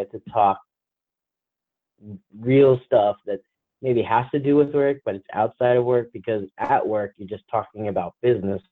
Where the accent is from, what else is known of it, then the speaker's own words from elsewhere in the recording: New Jersey, United States; accent: New Jersey; my New Jersey accent